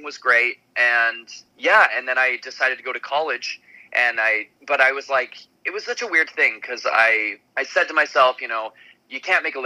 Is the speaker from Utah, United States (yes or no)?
yes; Salt Lake City, Utah, United States; I'm from Salt Lake City, Utah, and musical theater is really prevalent there